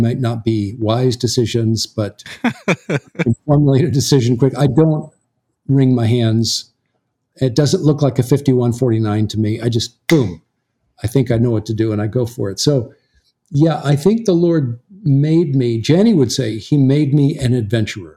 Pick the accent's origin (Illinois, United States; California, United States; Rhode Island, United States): California, United States; Southern; moved away as an adult; also born or lived in American South; you and I grew up out in Southern California